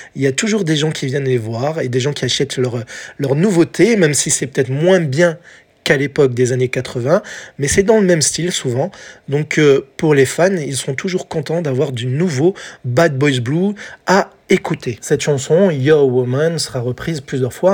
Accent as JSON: {"language": "French", "country": "France", "said": "chez nous, en France"}